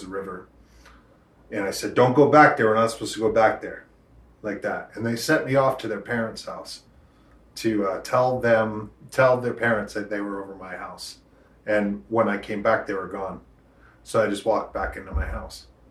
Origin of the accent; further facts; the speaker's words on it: Rochester, New Hampshire, United States; also born or lived in Portsmouth, New Hampshire; growing up in Rochester, you know, around a bunch of … listening to rednecks